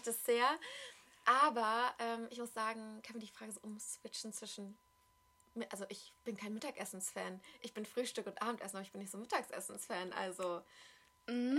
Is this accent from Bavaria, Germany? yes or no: no; Berlin, Germany; also born or lived in Amsterdam; ich komme aus Berlin und ich lebe mein, fast mein ganzes Leben in Berlin